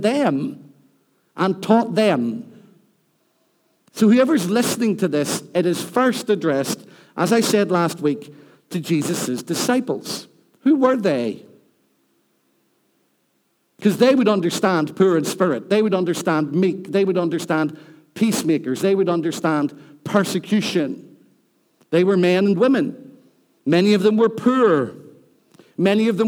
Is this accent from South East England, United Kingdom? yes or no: no; Rathcoole, Northern Ireland, United Kingdom; now in Newtownards, United Kingdom; I live in Newton Ards. I'm from Rathcoole. I'm not ashamed of where I've come from.